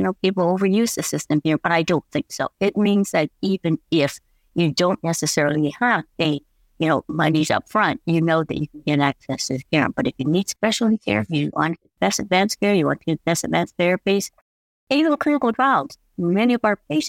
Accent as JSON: {"language": "English", "country": "United States", "tie": "born or raised there", "moved": "as an adult", "lives_now": "Canada", "said": "My family came over when I was very small, so I was raised mostly in the U.S."}